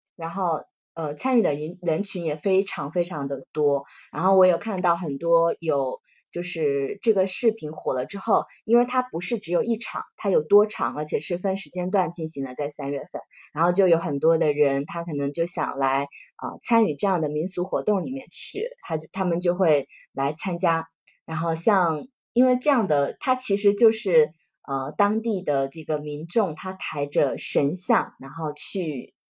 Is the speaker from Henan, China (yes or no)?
no; Quanzhou, Fujian, China; 像泉州的话，泉州也是，呃，文化遗产非常多，文化积淀很深的一个城市，是我的家乡